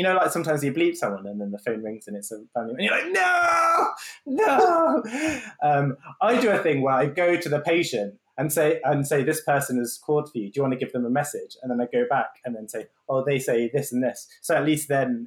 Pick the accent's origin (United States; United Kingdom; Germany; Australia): United Kingdom; London; Growing up in London